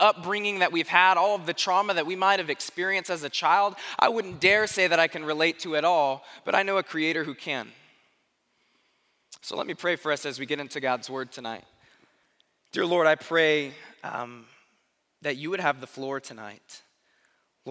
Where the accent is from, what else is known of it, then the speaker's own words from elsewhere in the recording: Tucson, Arizona, United States; now in Springfield; I grew up in Arizona, in Tucson, Arizona